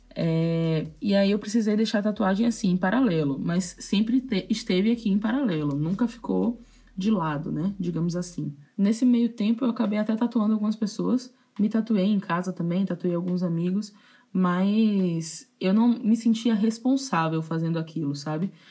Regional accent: Salvador, Bahia, Brazil; eu nasci e cresci em Salvador

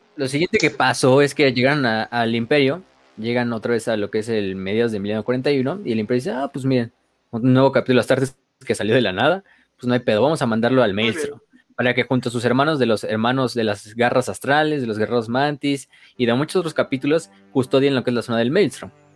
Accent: Tampico, Tamaulipas, Mexico; yo soy de Tampico, entonces también cuenta como Jaibo

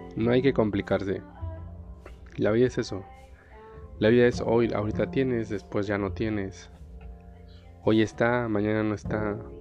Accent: Puebla, Mexico; now in Delicias, Mexico; Soy de la ciudad de Puebla, en México.

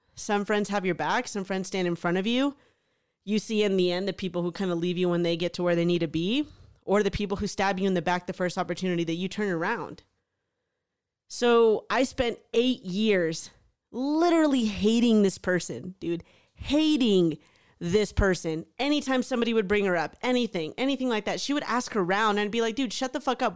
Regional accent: Houston, Texas, United States; moved away; a really awesome group of friends growing up in Houston.

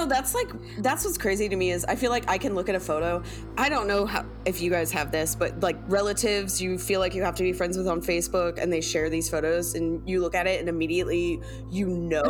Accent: Midwest, United States; we grew up in the Midwest in the Bible Belt

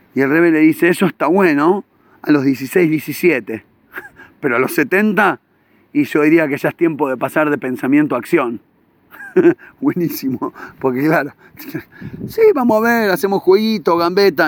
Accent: Buenos Aires, Argentina; now in Israel; en Argentina salía, yo me acuerdo cuando era chiquito, y, iba en Villa Crespo

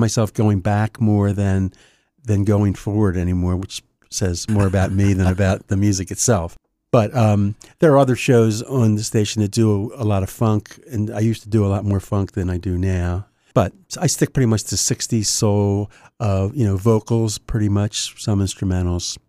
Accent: Wilmington, Delaware, United States; born and raised in Wilmington, actually, to get specific, uh, out near Newport

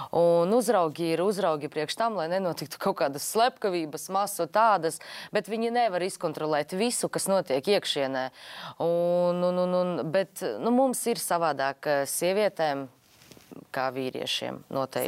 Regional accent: Latgale, Latvia; es esmu no Latgales.

